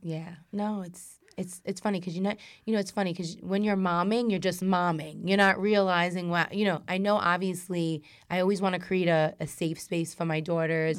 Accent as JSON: {"language": "English", "town": "New York City", "region": "New York", "country": "United States", "tie": "born or raised there", "said": "I'm a girl from Brooklyn. Like, I used to sit out in the stoop"}